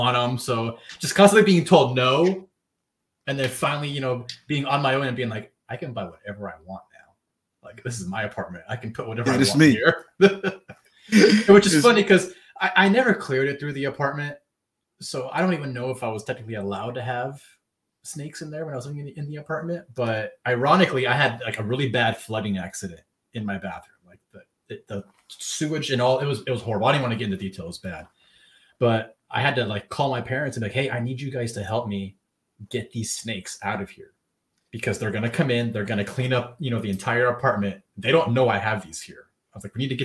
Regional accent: California, United States; I grew up playing hockey in California

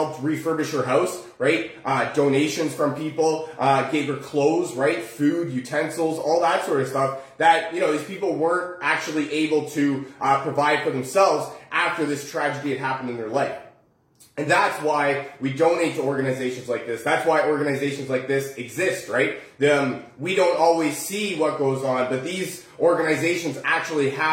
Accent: Oakville, Ontario, Canada; we're from Oakville

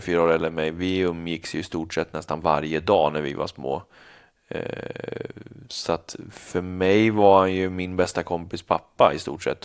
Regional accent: Stora Alby, Stockholm County, Sweden; also born or lived in Bollnäs / United States / Canada; hela min uppväxt som jag kommer ihåg är ju från Stora Alby

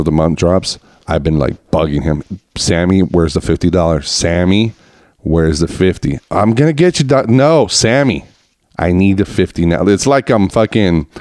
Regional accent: Reno, Nevada, United States; we grew up together in Reno

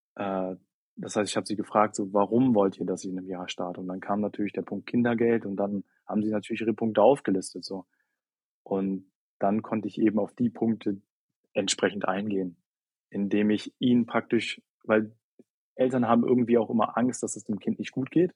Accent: near Hanover, Lower Saxony, Germany; moved away as an adult; now in Berlin, Germany; Juli 2021 Abi in Niedersachsen gemacht, also nahe Nähe von Hannover

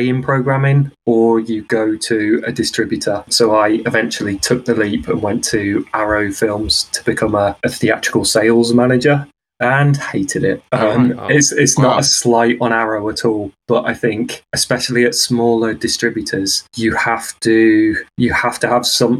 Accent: Isle of Wight, South East England, United Kingdom; I grew up on the Isle of Wight, so there was a one screen cinema about 15 minutes walk from

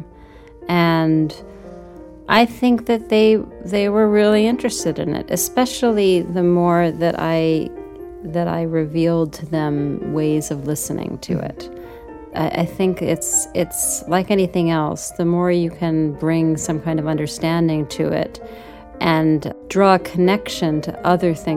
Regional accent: New York, United States; I grew up in New York

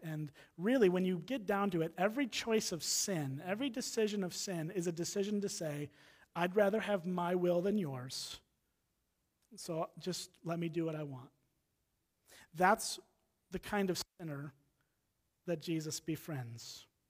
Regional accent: Round Lake Beach, Illinois, United States; moved away as an adult; now in Wisconsin, United States; I grew up in Round Lake Beach, Illinois, just on the other side of the Wisconsin, Illinois line here

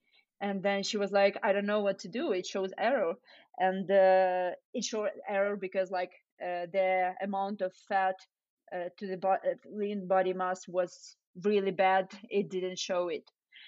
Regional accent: Ukraine; now in United States; So so when I moved from Ukraine to US, I got super excited about like all the variety of food and the portions and like different kind of cuisines, and you know, back in Ukraine, people don't take food with you from the restaurant.

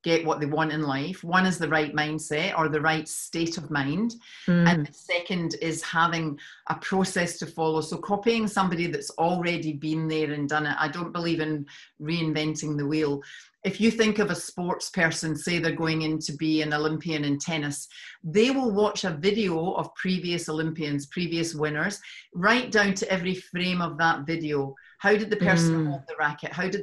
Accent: Scotland, United Kingdom; now in Australia; I'm from Scotland

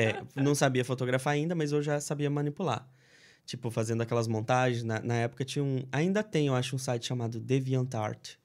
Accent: Linhares, Espírito Santo, Brazil; moved away as an adult; also born or lived in Cachoeiro de Itapemirim / Marataízes; now in United States; eu sou capixaba, sou do Espírito Santo

